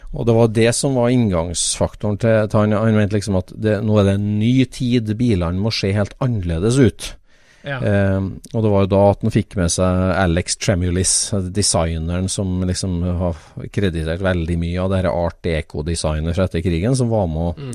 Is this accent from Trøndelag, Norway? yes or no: yes; Trøndelag, Norway; er jo min barndoms gate, der jeg vokste opp i trønd, trivelig Trøndelag